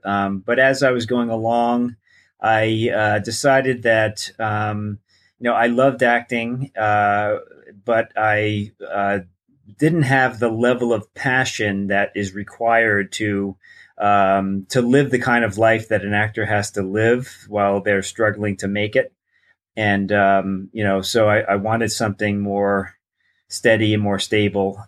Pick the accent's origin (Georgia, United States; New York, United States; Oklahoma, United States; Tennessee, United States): New York, United States; moved away as an adult; also born or lived in Newport Beach, California; I grew up in New York